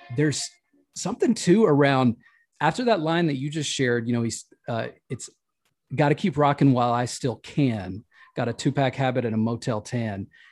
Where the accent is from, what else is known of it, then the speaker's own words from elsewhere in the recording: the South, United States; the people that I'm connected to culturally as a Southerner